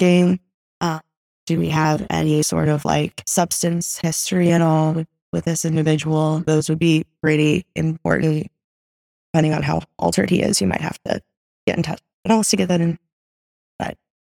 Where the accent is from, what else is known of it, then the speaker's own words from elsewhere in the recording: Bloomington, Indiana, United States; moved away as an adult; now in Chicago, United States; I am originally from Bloomington, Indiana, went to Indiana University, and I've loved my time here in Chicago